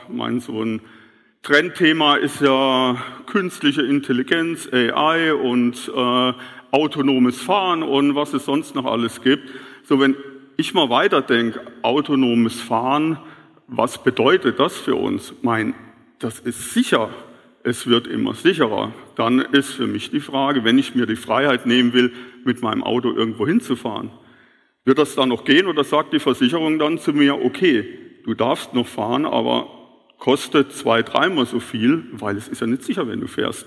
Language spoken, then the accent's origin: German; Kehlbach, Rhineland-Palatinate, Germany; bei uns in Kehlbach